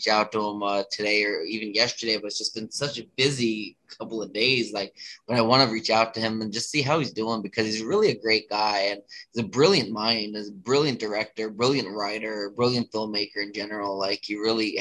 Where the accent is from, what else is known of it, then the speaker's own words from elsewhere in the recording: Pennsylvania, United States; now in Baltimore, United States; I live in Baltimore now, but I'm originally from Pennsylvania